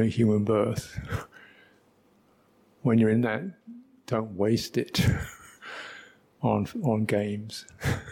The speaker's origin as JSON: {"language": "English", "region": "London", "country": "United Kingdom", "tie": "born or raised there", "said": "I was brought up in London"}